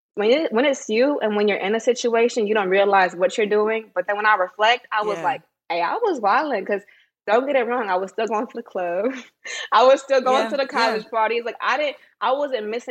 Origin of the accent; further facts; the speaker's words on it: Bay Area, California, United States; also born or lived in Sacramento, California; I'm from the Bay Area, but my dad got married, so we moved to Sacramento